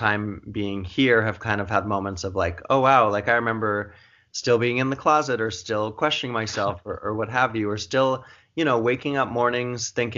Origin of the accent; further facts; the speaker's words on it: Montana, United States; now in New York City, United States; I grew up in a we're a big family, obviously, and a very supportive family, but also a Catholic family in Montana